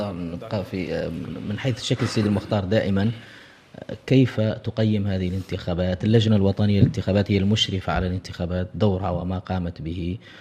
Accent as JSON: {"language": "Arabic", "country": "Mauritania", "said": "اعتدنا وكبرنا عليها هنا في موريتانيا"}